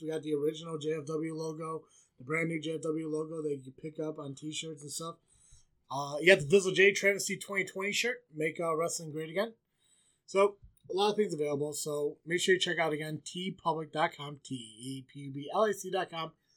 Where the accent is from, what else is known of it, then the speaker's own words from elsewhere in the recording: Illinois, United States; I'm from Illinois, but not that shitty Chicago part